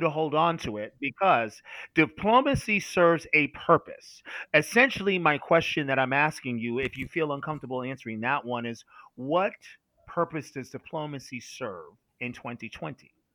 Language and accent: English; United States; as an American